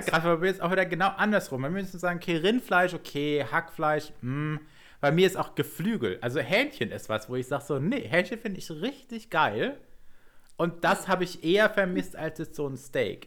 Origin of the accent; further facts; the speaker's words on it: Southern Germany, Germany; wir sind ja beide in Süddeutschland aufgewachsen